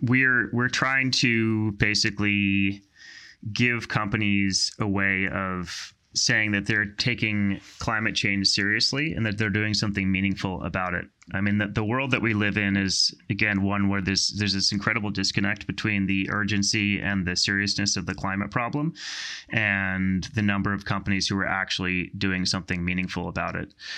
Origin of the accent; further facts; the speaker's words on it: outside Philadelphia, Pennsylvania, United States; I grew up in, um, the great state of, great Commonwealth of Pennsylvania, um, outside, outside, uh, Philadelphia